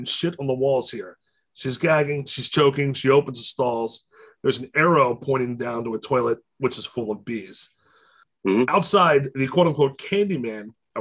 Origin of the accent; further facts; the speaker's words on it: Baltimore, Maryland, United States; I grew up in Baltimore, like in the city, in the shitty parts